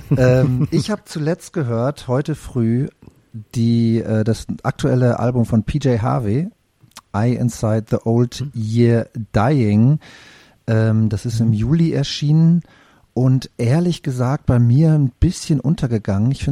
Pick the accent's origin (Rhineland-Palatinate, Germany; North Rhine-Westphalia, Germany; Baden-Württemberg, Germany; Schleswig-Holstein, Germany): North Rhine-Westphalia, Germany; Wir sind, wir sind Westwestfalen.